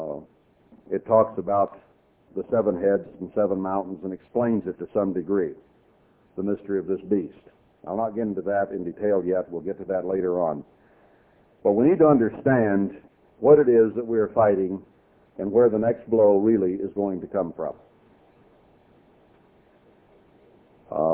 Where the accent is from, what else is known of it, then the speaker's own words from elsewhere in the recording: Texas, United States; I was born in Texas